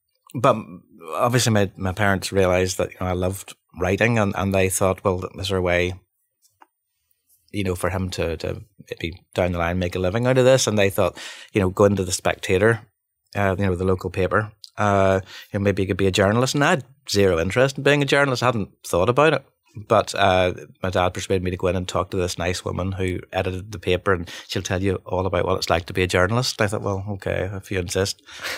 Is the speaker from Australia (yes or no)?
no; Bangor, Northern Ireland, United Kingdom; You know, we're from Bangor, but how would we know how to do that?